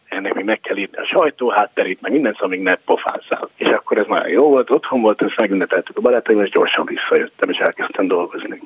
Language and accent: Hungarian; Hungary; also born or lived in United States; now in New York, United States; kettős, persze, és mindig magyar vagyok